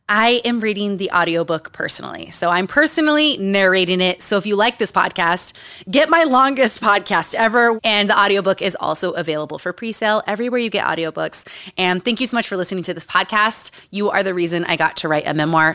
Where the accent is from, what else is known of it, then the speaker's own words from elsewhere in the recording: Utah, United States; moved away; also born or lived in New Mexico / Los Angeles; Growing up in Utah.